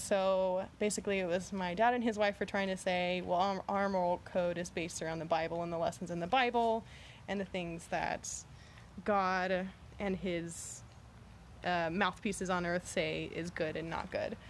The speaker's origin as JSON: {"language": "English", "town": "Galveston", "region": "Texas", "country": "United States", "tie": "born or raised there", "also_born_or_lived": "San Antonio, Texas", "lives_now": "Houston, United States", "said": "I grew up in Galveston, Texas"}